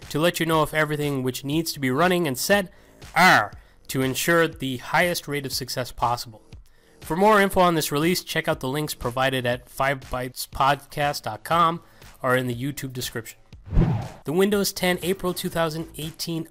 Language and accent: English; Galway, Connacht, Ireland; moved away; I just got back from a trip to my hometown